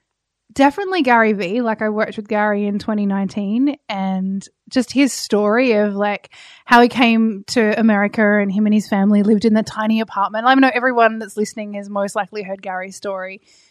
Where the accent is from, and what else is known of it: Tasmania, Australia; born or raised there